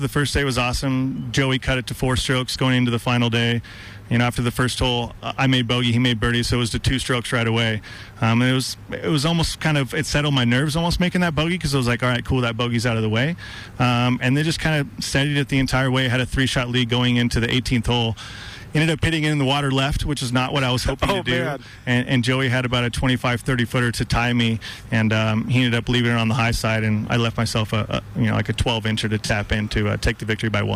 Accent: Bozeman, Montana, United States; my hometown and in front of the home crowd

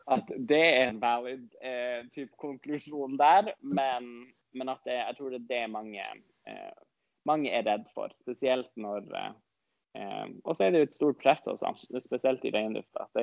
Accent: Norway; first language Northern Sami; Siden jeg er samisk og snakker jo også samisk, eh, nordsamisk i morsmålet mitt

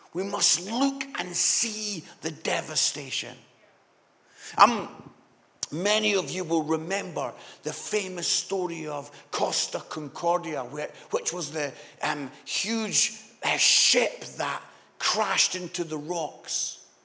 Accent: Scotland, United Kingdom; I'm Scottish

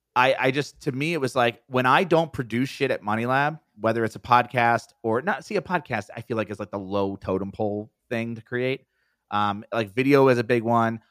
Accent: East Coast, United States; I'm from the East Coast

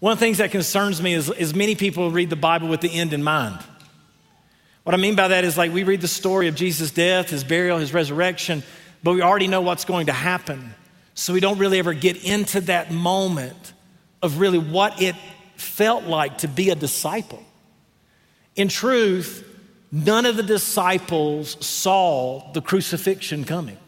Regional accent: the South, United States; I'm from the South

